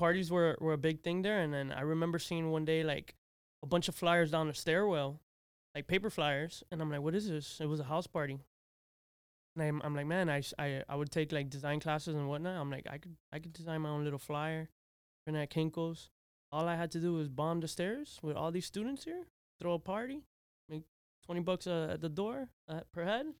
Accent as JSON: {"language": "English", "town": "Miami", "region": "Florida", "country": "United States", "tie": "born there", "said": "Yes, I was born here in Miami, native. Actually, I'm Mount Sinai, Miami Beach."}